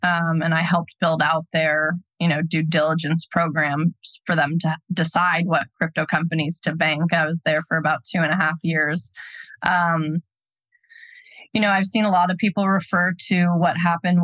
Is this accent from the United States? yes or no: yes; United States; as an American